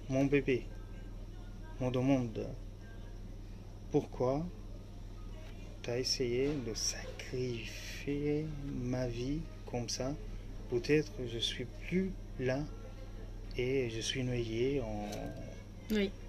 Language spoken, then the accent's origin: French; Aleppo, Aleppo Governorate, Syria; first language Arabic; French is a second language; moved away as an adult; now in France; Alep, euh, exactement, ma ville natale.